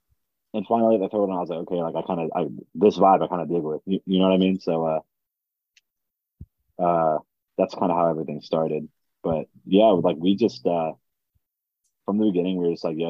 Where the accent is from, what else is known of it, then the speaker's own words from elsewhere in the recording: Frederick, Maryland, United States; I'm from Frederick, which is like an hour from Baltimore and like 2 hours from Delaware